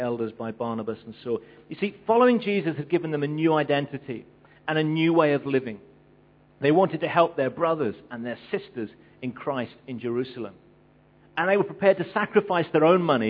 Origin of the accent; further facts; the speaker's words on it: England, United Kingdom; I'm English